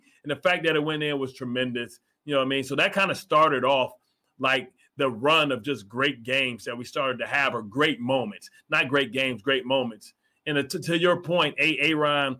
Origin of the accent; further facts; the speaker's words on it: Detroit, Michigan, United States; I'm from Detroit